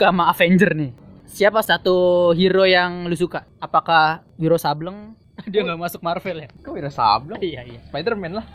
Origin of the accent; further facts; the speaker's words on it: Indonesia; born there; soalnya kan ya gue emang lahir di, di Indonesia